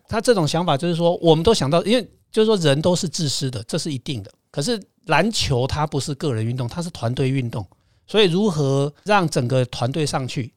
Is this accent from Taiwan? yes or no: yes; Taiwan; 我们台湾这边的生活方式